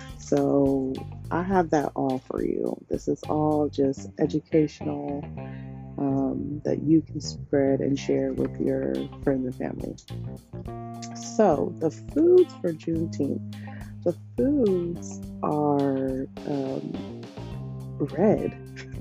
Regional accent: United States; I am American. I was born here, African American

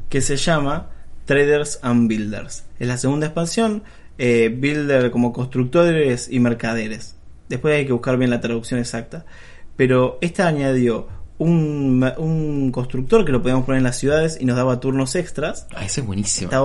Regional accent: Bahía Blanca, Buenos Aires Province, Argentina; ya lo hemos explicado, nosotros somos de Bahía Blanca, en Homoludens va a estar auspiciando eh, la instancia local acá en Bahía.

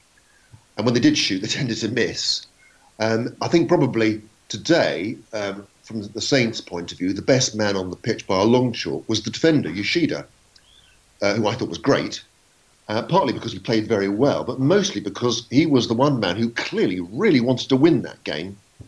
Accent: London, United Kingdom; moved away as an adult; I was 18 years old that year. It was the year I started at university. I came down from London to start at Southampton University to read law

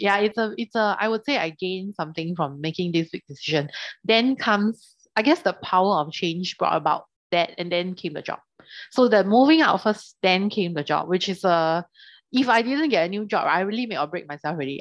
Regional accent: Singapore; we come from Singapore

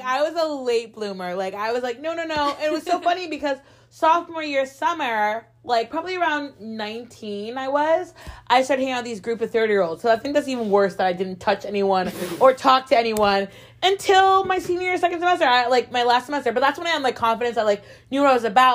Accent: Connecticut, United States; I'm from Connecticut

